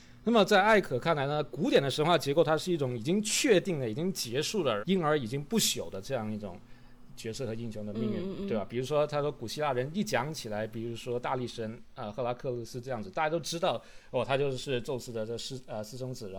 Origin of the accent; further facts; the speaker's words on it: China; 其实就是我们中国人说的喜怒哀乐的这种时刻中去